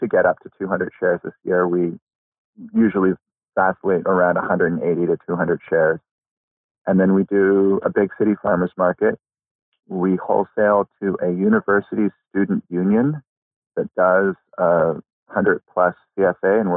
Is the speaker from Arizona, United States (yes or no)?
no; outside of Boston, Massachusetts, United States; moved away as an adult; I grew up outside of Boston where it's hot and muggy